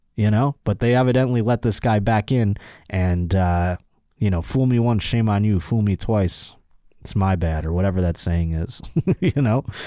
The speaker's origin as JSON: {"language": "English", "town": "Buffalo", "region": "New York", "country": "United States", "tie": "born or raised there", "moved": "yes", "lives_now": "Los Angeles, United States", "said": "where I'm from in Buffalo"}